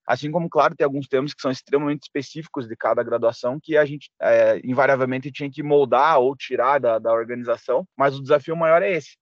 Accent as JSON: {"language": "Portuguese", "town": "Ponta Grossa", "region": "Paraná", "country": "Brazil", "tie": "born or raised there", "said": "Sou natural aqui de Ponta Grossa"}